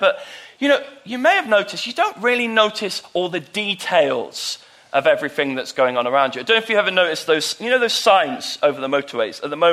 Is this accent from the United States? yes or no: no; United Kingdom; moved away; my hometown down south